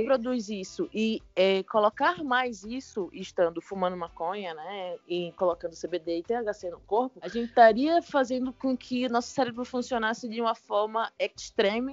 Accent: Recife, Pernambuco, Brazil; now in São Paulo, Brazil; eu sou de Recife, né? E lá é uma cidade praieira

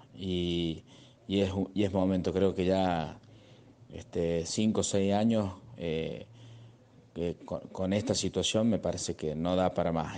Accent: Cruz del Eje, Córdoba, Argentina; para mí como presidente de la asociación, dentro de mi pueblo, de mi ciudad

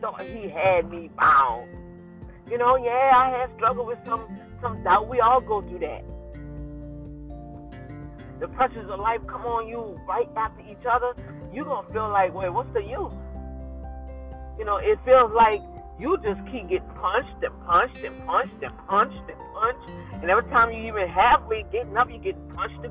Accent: New Orleans, Louisiana, United States; moved away; my hometown city, New Orleans, Louisiana

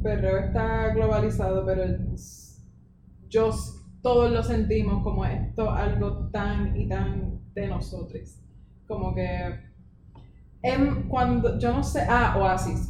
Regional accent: Puerto Rico

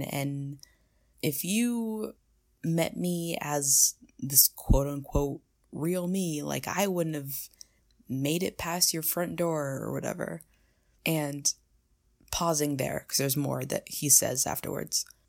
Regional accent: United States; I'm American

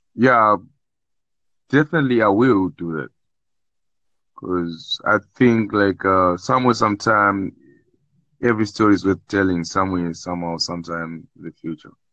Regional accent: South Africa; I'm from South Africa

